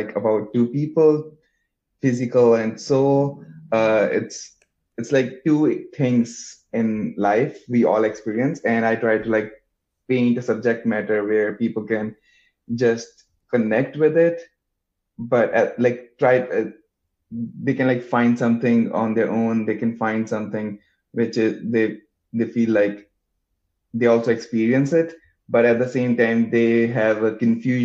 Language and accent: English; India; moved away as an adult; also born or lived in Madison, Wisconsin; now in New York, United States; I grew up in India, and I'm a painter.